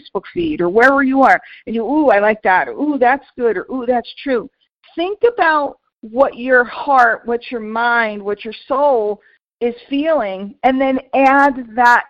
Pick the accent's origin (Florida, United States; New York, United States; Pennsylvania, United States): New York, United States; New York City; moved away; I grew up in New York City and I go back to visit